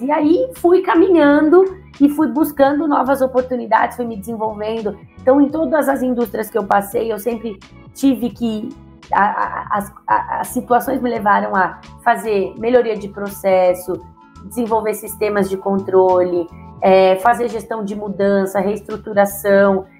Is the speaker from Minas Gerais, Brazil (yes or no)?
no; São Paulo, Brazil; Então eu sou nascida e criada em São Paulo, na Bela Vista, mais conhecida como Bexiga. É, muitas pessoas identificam meu sotaque por aí